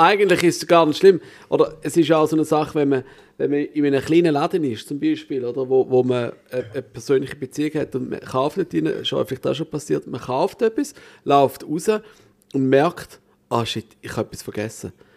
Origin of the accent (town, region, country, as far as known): Switzerland